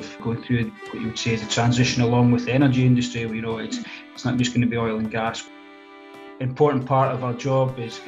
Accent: Aberdeen, Scotland, United Kingdom; I was born in Aberdeen and raised in Aberdeen

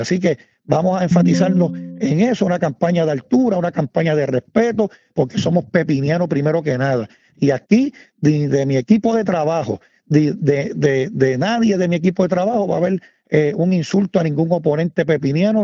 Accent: San Sebastián, Puerto Rico; yo me crié en el residencial Andrés Mendeliciaga, aquí en San Sebastián.

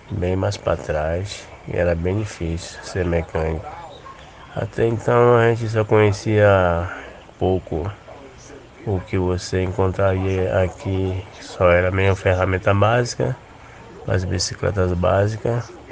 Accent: Feira de Santana, Bahia, Brazil; Eu sou natural de Feira de Santana e eu morava ali em Feira, num bairro chamado Parque P.

